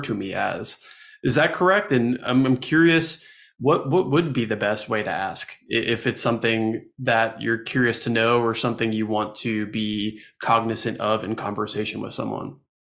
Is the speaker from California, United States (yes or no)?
no; New Jersey, United States; now in Asheville, United States; Growing up in New Jersey